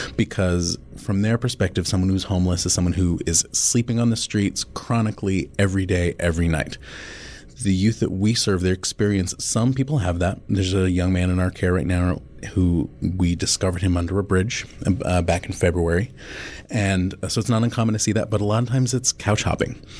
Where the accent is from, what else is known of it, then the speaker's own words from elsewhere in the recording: Boston, Massachusetts, United States; moved away as an adult; now in Omaha, United States; I'm originally from the Boston area